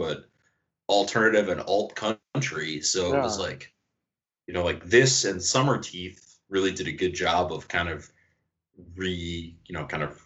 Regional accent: Iowa, United States; I grew up in Iowa

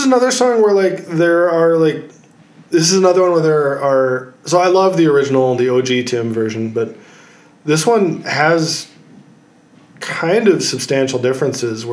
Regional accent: Minnesota, United States; I grew up in Minnesota

